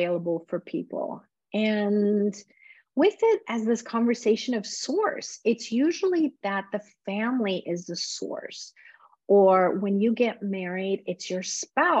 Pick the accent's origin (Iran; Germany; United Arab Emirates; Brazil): Iran; moved away; I was born in Iran